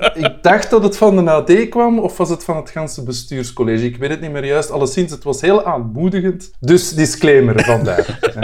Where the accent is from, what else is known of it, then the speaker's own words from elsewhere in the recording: Brussels, Brussels-Capital Region, Belgium; als Brusselaar